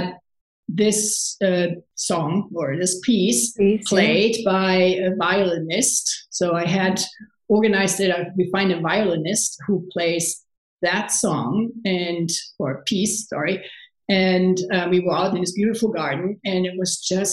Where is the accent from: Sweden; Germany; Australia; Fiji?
Germany; Cologne, North Rhine-Westphalia; English is a second language; moved away as an adult; also born or lived in San Francisco; I'm from Cologne